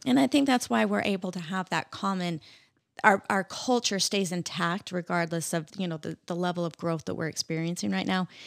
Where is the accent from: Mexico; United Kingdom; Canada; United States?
United States; Roy, Utah; also born or lived in Layton, Utah / Clearfield, Utah; I grew up in, uh, Utah